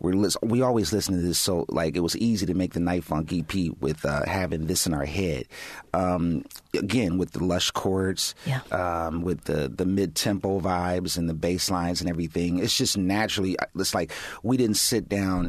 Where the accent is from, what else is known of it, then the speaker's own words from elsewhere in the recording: Pasadena, California, United States; when I was growing up in Pasadena